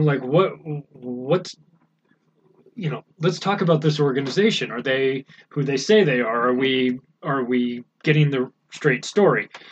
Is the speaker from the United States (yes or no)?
yes; United States; I'm an American